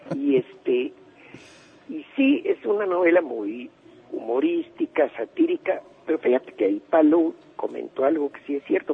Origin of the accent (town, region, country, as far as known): Mexico